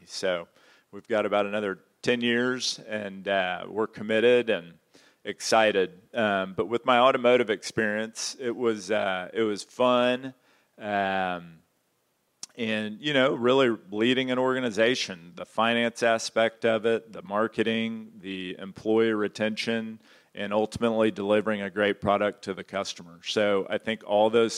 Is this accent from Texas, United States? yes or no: yes; Houston, Texas, United States; I'm from Houston originally